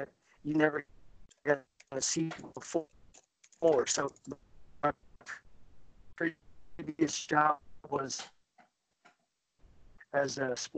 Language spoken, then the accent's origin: English; Kansas City, Missouri, United States; moved away as an adult; now in Des Moines, United States; I grew up in Kansas City, lived there my entire life, and then I moved to Des Moines.